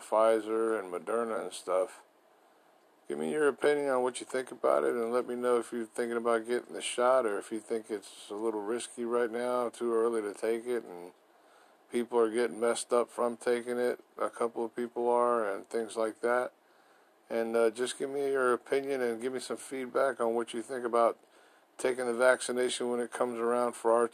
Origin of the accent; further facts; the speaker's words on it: Florida, United States; also born or lived in Brooklyn, New York City; I was born in New York City, Brooklyn, but raised here in Florida, living in Winter Garden